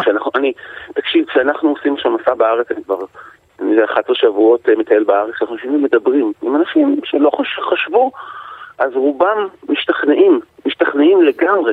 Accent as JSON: {"language": "Hebrew", "town": "Yavne", "region": "Central District", "country": "Israel", "tie": "born or raised there", "said": "אני גדלתי ביבנה"}